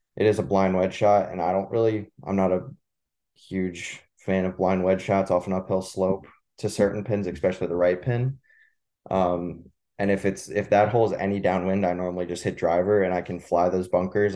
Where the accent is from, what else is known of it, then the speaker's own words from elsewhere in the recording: Manasquan, New Jersey, United States; growing up in Manasquan